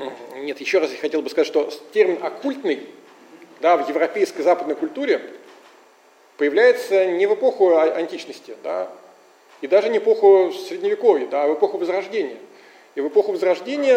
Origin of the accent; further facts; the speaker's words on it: Russia; мы, конечно, из России